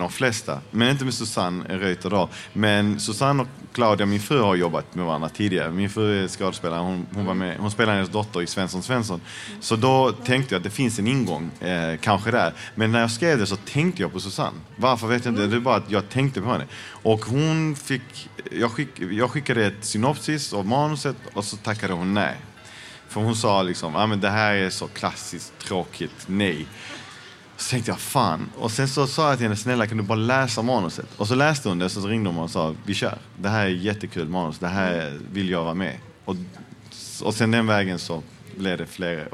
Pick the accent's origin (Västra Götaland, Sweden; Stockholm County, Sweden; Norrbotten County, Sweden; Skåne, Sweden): Skåne, Sweden; Malmö; Jag är född och uppvuxen i Malmö. Mina föräldrar kom från Chile.